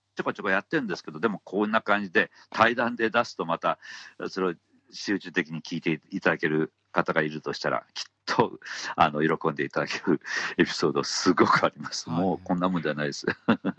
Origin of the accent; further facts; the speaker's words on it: Hiroshima, Japan; 地元広島岡山鳥取